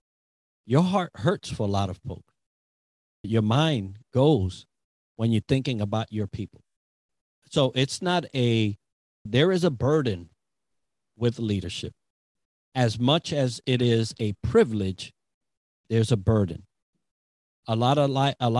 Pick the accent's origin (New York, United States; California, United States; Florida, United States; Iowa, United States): New York, United States; New York City; We're from the Bronx